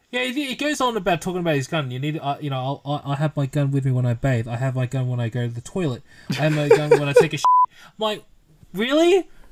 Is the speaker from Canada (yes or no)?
no; Philippines; we're Filipino